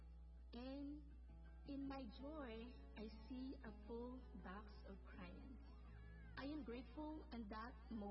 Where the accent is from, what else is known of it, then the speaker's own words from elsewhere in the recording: Philippines; moved away; I was born in the Philippines and growing up in a poor family